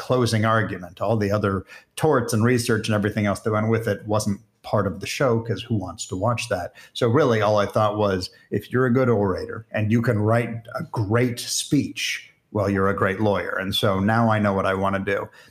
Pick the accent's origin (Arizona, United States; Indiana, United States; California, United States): Arizona, United States; moved away; also born or lived in Israel; at one point, they started bringing some films into my hometown